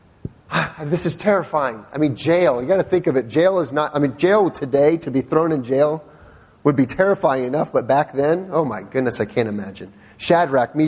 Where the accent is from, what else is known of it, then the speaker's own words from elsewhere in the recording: Northern Virginia, United States; I've always lived in the Northern Virginia area